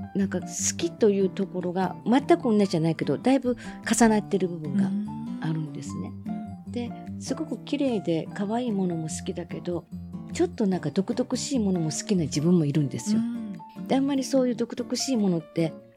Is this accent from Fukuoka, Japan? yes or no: no; Minoh, Osaka, Japan; ちっちゃい時箕面っていうとこで生まれ育ってた